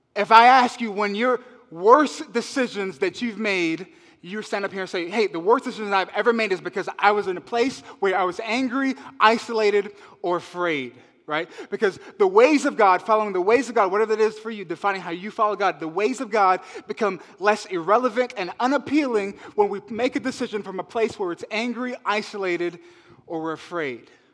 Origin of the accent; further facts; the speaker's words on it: Las Vegas, Nevada, United States; moved away as an adult; also born or lived in Alameda, California; now in Oakland, United States; I'm from Vegas, okay? I'm a city boy